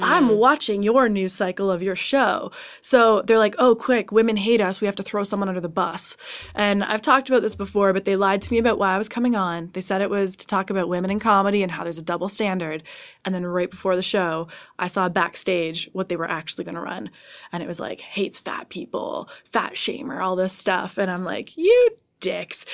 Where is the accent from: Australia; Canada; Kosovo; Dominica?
Canada; I'm Canadian